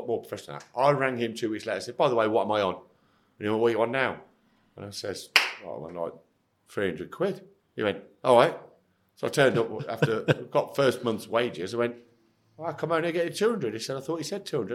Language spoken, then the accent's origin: English; Nuneaton, West Midlands, United Kingdom; it's my hometown.